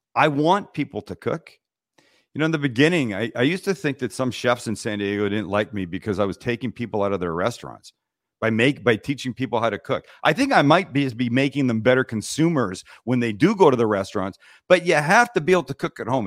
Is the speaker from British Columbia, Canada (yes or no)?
yes; Vancouver, British Columbia, Canada; we're from Vancouver, Canada